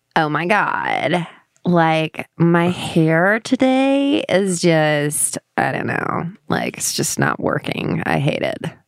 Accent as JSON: {"language": "English", "region": "London", "country": "United Kingdom", "accent": "London", "moved": "as an adult", "lives_now": "Nashville, United States", "said": "I'm from England"}